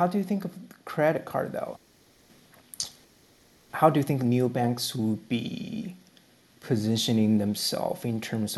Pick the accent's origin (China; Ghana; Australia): China; moved away as an adult; now in United States; So I'm coming from China. You know, I was born in the 80s